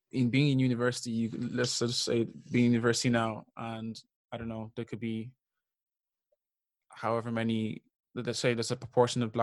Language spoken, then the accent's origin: English; Dublin, Leinster, Ireland; question when they ask you where are you from yeah i could say i'm i'm from dublin